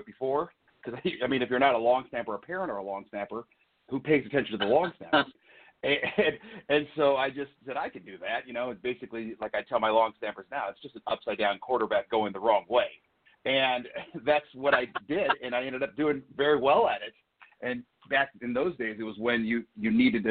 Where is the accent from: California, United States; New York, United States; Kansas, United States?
California, United States; Southern; moved away as an adult; now in Northern Idaho, United States; I was a big kid growing up in Southern California